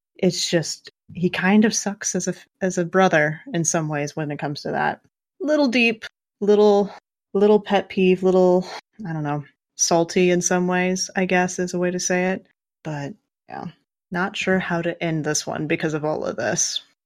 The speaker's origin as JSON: {"language": "English", "region": "Kansas", "country": "United States", "tie": "born or raised there", "said": "I grew up in Kansas. I grew up in the, the frickin' country"}